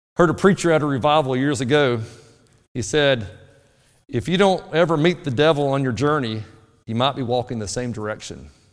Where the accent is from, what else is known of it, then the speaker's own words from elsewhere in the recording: North Alabama, United States; moved away; Where I grew up in North Alabama, the soil was really good for tomatoes